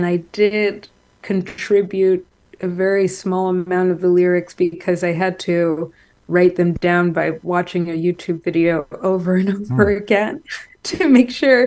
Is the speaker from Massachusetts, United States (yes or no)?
yes; Marblehead, Massachusetts, United States; moved away as an adult; now in New York, United States; where I grew up in Marblehead, Massachusetts